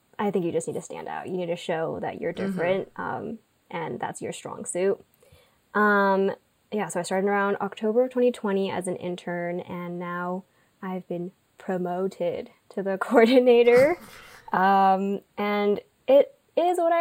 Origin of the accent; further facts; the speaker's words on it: Irvine, California, United States; I grew up, like Janet, in Orange County. So I'm from Irvine